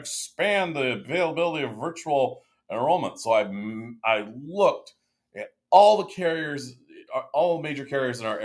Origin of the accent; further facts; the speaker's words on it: Seattle, Washington, United States; now in Wenatchee, United States; I was raised in Seattle